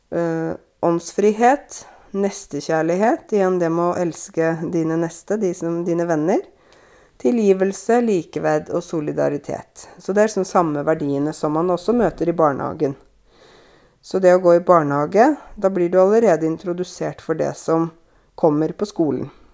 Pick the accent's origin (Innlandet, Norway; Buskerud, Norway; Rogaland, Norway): Innlandet, Norway; jeg kommer fra Innlandet